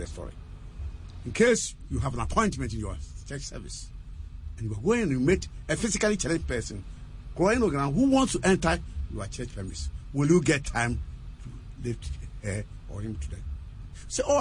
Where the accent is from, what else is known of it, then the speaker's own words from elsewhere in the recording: Offinso, Ashanti, Ghana; from Ofenso